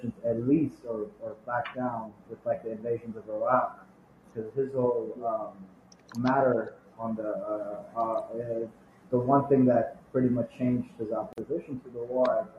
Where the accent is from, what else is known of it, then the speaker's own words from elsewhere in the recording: Nepal; I'm from Nepal, I grew up in the 90s during the Maoist conflict there.